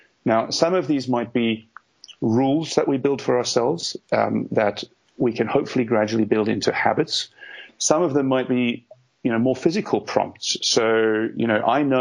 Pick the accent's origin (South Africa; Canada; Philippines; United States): South Africa; moved away as an adult; now in United Kingdom; I grew up in South Africa